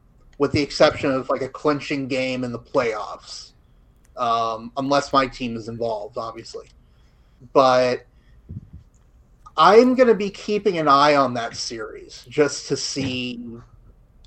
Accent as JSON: {"language": "English", "area": "Osceola County", "region": "Florida", "country": "United States", "tie": "born or raised there", "also_born_or_lived": "Oklahoma", "said": "my home county of Osceola"}